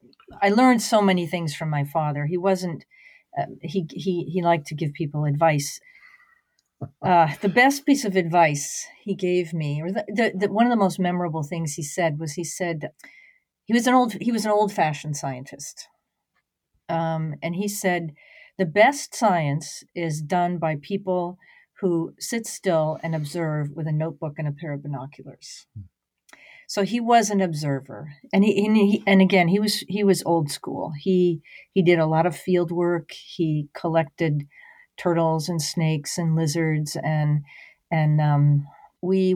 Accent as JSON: {"language": "English", "town": "Salt Lake City", "region": "Utah", "country": "United States", "tie": "born or raised there", "moved": "yes", "lives_now": "Farmington, Maine, United States", "said": "I grew up in Salt Lake City, Utah, at the edge of the Wasatch Mountains in the high desert."}